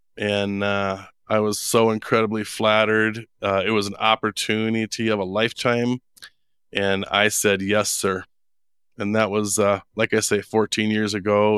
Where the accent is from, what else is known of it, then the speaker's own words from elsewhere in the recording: Minneapolis, Minnesota, United States; moved away as an adult; also born or lived in Wisconsin / Jackson Hole, Wyoming; now in Idaho, United States; I was born and raised in Minneapolis, Minnesota.